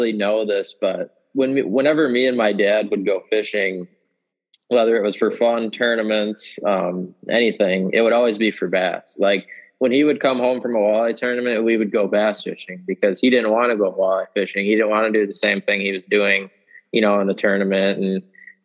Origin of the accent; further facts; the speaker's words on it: Stevens Point, Wisconsin, United States; I'm from Stevens Point, Wisconsin. I've lived here all my life. This is where I grew up, learned how to fish.